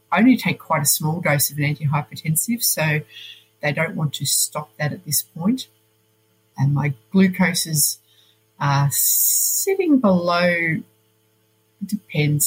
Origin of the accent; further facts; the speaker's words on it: Melbourne, Victoria, Australia; moved away as an adult; also born or lived in Poland; now in Switzerland; I am originally from Melbourne.